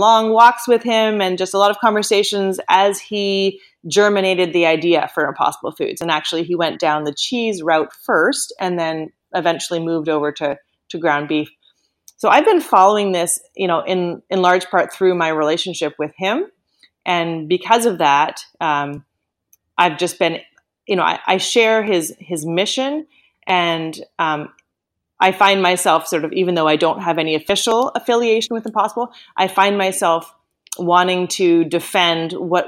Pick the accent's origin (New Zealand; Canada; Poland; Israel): Canada; moved away as an adult; also born or lived in United States; I am Canadian, yes. But I did spend about maybe 13 years in the States, and I moved back to Canada just about 5 years ago